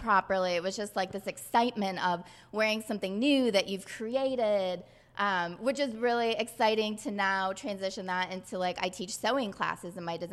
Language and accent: English; Detroit, Michigan, United States; I'm from Detroit, Michigan.